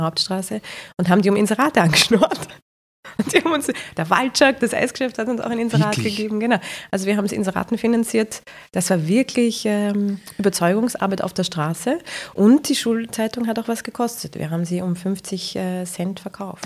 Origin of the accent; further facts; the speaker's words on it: Vienna, Austria; Ich komme aus Simmering